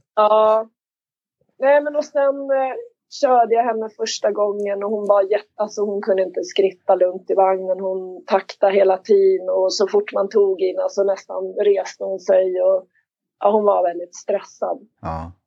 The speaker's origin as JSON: {"language": "Swedish", "town": "Märsta", "region": "Stockholm County", "country": "Sweden", "tie": "born or raised there", "said": "jag är uppväxt i Märsta, jag är ensam barn"}